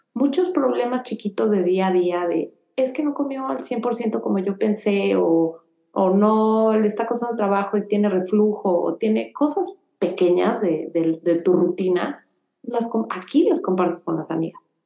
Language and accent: Spanish; Mexico; moved away as an adult; now in Houston, United States; me encantó haber crecido en México